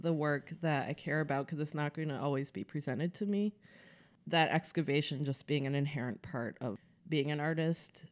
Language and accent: English; Oak Park, Illinois, United States; moved away as an adult; also born or lived in New York / France; now in Los Angeles, United States; I'm originally from the Chicago suburbs. That's where I grew up